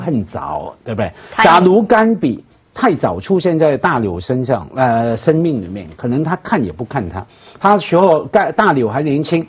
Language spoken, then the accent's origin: Chinese; Hong Kong; 我们香港人